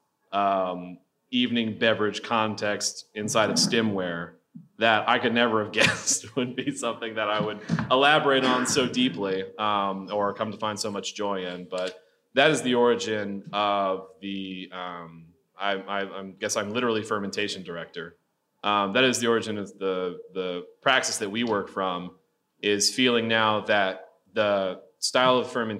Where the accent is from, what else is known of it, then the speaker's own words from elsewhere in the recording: the South, United States; moved away; I'm from the South originally